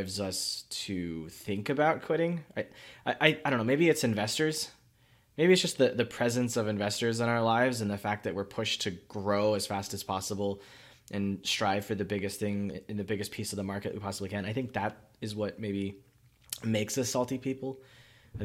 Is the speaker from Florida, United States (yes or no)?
yes; Miami, Florida, United States; moved away as an adult; also born or lived in Central China; I was raised in Miami. I was in South Florida, North Florida for the first 18, 22 years.